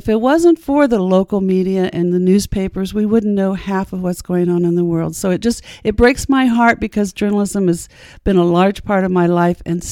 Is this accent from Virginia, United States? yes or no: no; Muncie, Indiana, United States; I'm a Muncie girl, so I went to schools that are no longer exist